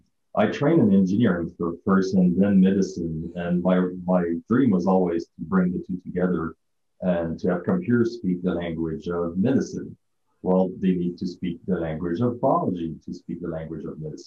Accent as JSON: {"language": "English", "country": "Canada", "said": "I come from Canada, living in the cold."}